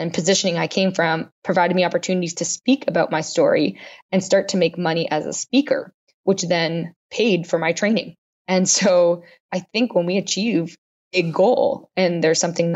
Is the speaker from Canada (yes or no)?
yes; Canada; I'm Canadian